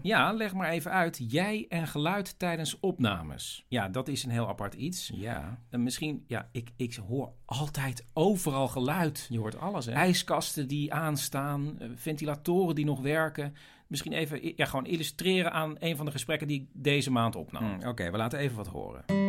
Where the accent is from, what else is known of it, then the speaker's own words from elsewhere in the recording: Netherlands; wij als Nederlanders